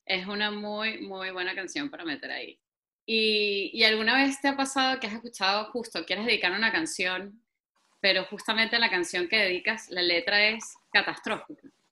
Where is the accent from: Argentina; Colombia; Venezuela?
Venezuela; now in Spain; yo soy venezolana y me encanta ser venezolana